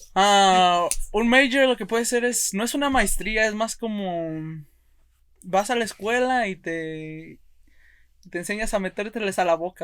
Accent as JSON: {"language": "Spanish", "town": "Monroe", "region": "Oregon", "country": "United States", "tie": "born or raised there", "said": "Yo soy de Monroe, Oregon"}